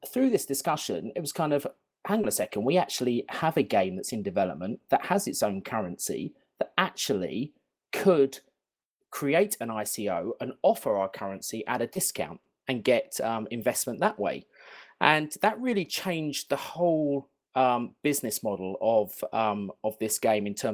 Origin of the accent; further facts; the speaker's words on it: London, United Kingdom; I'm from not very sunny London right now.